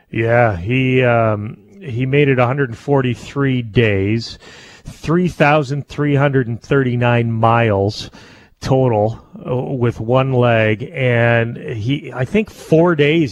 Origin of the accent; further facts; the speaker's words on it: Canada; a Canadian